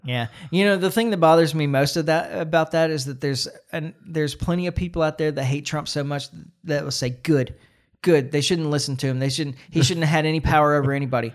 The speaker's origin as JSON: {"language": "English", "country": "United States"}